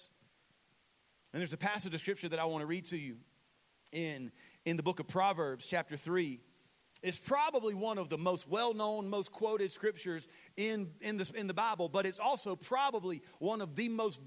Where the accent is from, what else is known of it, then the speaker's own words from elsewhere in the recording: Saluda, United States; I'm from Saluda